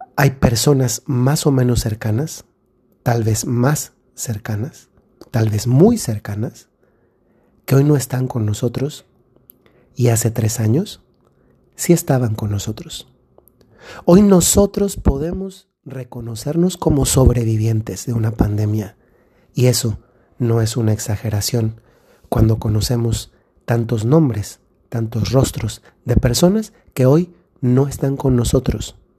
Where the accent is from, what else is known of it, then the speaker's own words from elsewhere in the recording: Dolores Hidalgo, Guanajuato, Mexico; en la ciudad donde, de donde yo soy, que es Dolores Hidalgo, Guanajuato